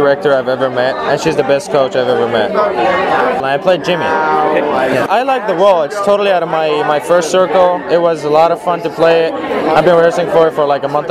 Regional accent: Syria; moved away as an adult; now in Los Angeles, United States; I came from Syria 4 years ago

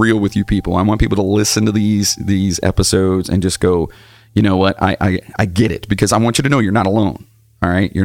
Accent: Cleveland, Ohio, United States; also born or lived in Wellington, Ohio; I was growing up in Cleveland

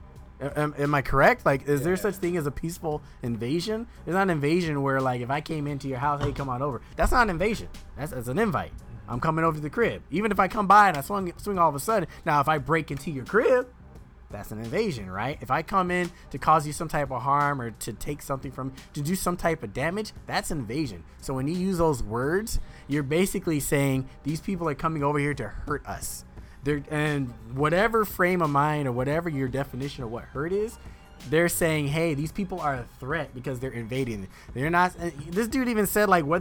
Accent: United States; I'm as American as you are

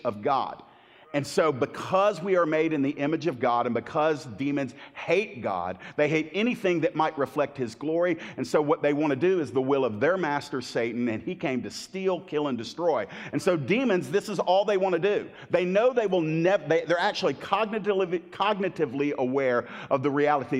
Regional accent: Miami, Florida, United States; where I was born in Miami

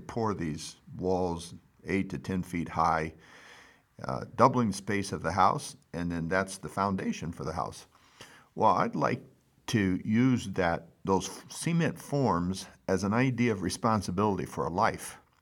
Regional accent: California, United States; now in Missouri, United States; I grew up in California

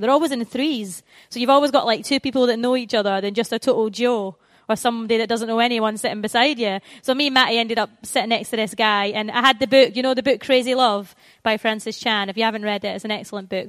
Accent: Scotland, United Kingdom; moved away as an adult; now in England, United Kingdom; I'm from the Promised Land, which is Scotland

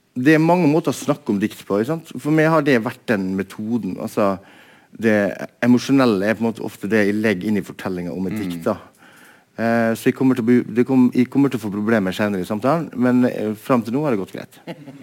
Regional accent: Molde, Møre og Romsdal, Norway; moved away as an adult; also born or lived in Bergen; Jeg kommer fra Molde og eh, vokste opp eh, på en måte i et litterært hjem

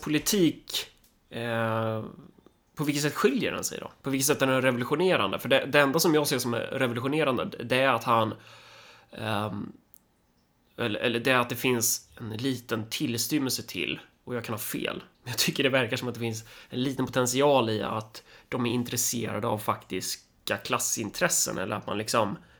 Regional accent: Sweden; jag är svensk

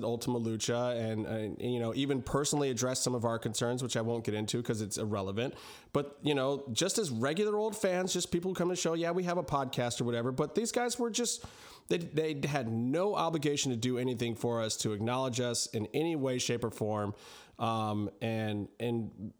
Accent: Cleveland, Ohio, United States; I was born in Cleveland

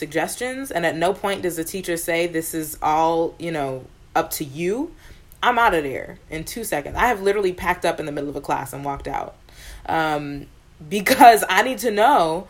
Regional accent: New York, United States; growing up in New York

